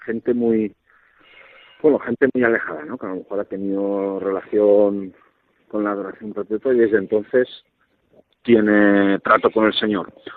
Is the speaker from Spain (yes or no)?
yes; Alaquàs, Valencian Community, Spain; yo soy de un pueblo cerquita de Valencia, Alacuaz